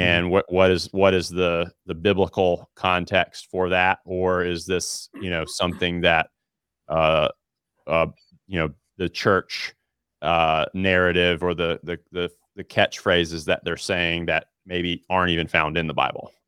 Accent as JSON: {"language": "English", "region": "Alabama", "country": "United States", "tie": "born or raised there", "said": "born and raised in Alabama"}